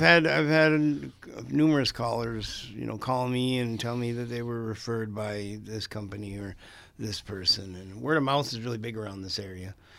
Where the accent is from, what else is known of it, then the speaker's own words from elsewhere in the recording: International Falls, Minnesota, United States; moved away; also born or lived in Twin Cities, Minnesota; I'm originally from International Falls, Minnesota. I came up, I, I was actually born in the Twin Cities, but I came up here